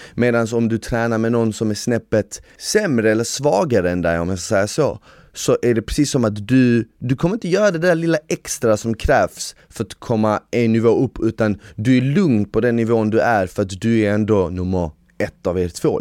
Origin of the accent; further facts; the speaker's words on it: Sweden; jag är svensk